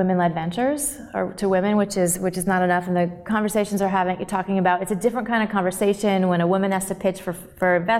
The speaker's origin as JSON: {"language": "English", "region": "Connecticut", "country": "United States", "tie": "born or raised there", "also_born_or_lived": "Atlanta", "moved": "as an adult", "said": "I grew up in Connecticut, about 45 minutes outside of New York City"}